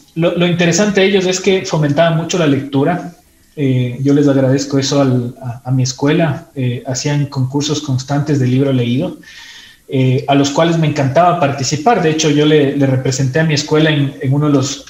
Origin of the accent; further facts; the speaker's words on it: Quito, Pichincha, Ecuador; also born or lived in Ibarra; nací en Ibarra, eh, pero crecí en Quito.